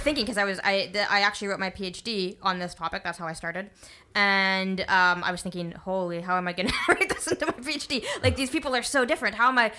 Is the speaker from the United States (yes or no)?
no; Canada